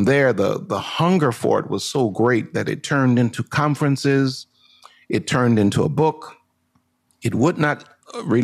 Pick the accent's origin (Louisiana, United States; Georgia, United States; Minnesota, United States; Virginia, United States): Louisiana, United States; New Orleans; also born or lived in Houston, Texas; I am from New Orleans, Louisiana. I live between New Orleans, Louisiana, and Houston, Texas